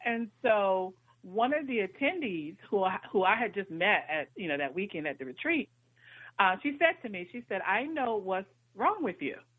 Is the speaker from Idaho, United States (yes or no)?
no; North Carolina, United States; now in Washington, D.C., United States; I was born in Washington D.C., but I was actually raised in North Carolina. But I've been in the Washington D.C. area now for almost 30 years